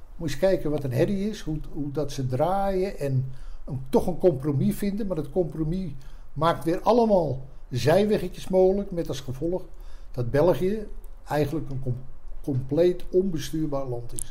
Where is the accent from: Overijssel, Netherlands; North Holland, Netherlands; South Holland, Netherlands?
North Holland, Netherlands; Haarlem; also born or lived in Amstelveen; Ik ben geboren in eh, Amstelveen en op vijf of zesjarige leeftijd verhuisd naar Haarlem